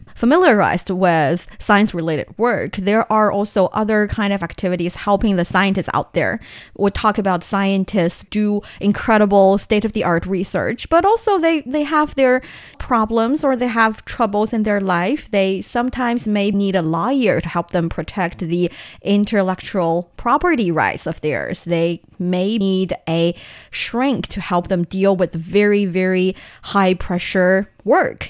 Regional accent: Shanxi, China; my hometown

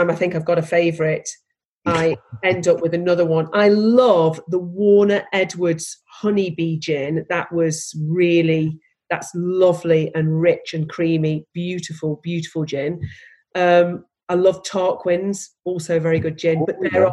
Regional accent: Stoke-on-Trent, West Midlands, United Kingdom; I'm from Stoke

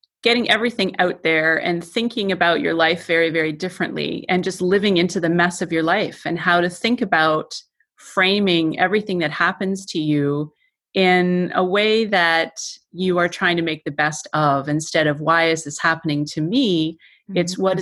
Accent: Toronto, Ontario, Canada; I'm from Toronto

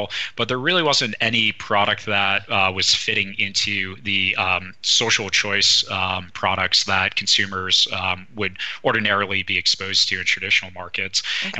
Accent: East Coast, United States; moved away

